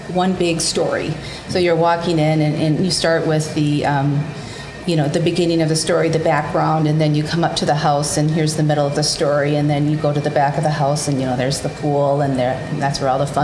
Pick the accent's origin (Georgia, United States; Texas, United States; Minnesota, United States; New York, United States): Minnesota, United States; Rochester; I grew up near Rochester, Minnesota